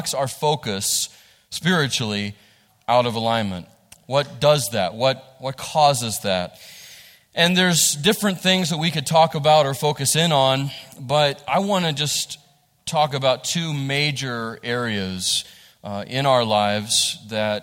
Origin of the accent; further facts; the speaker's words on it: West Virginia, United States; this is what we grow up with, those of us who are from here